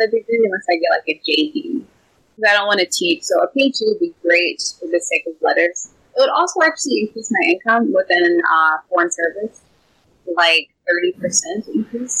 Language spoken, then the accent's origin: English; Detroit, Michigan, United States; I'm from Detroit